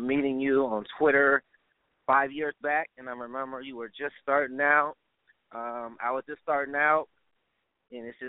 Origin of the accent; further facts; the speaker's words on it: Akron, Ohio, United States; moved away as an adult; now in Atlanta, United States; I was born in Akron, Ohio. Home of LeBron James